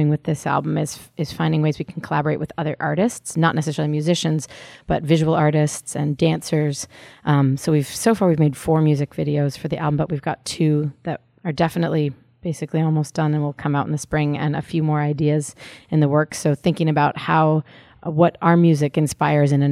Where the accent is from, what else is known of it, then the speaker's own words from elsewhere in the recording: San Francisco, California, United States; now in Boston, United States; growing up in San Francisco and moving to Boston